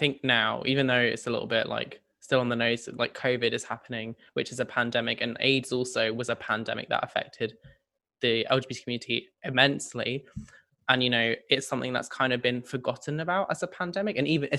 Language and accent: English; Sydney, New South Wales, Australia; Well, I'm from Sydney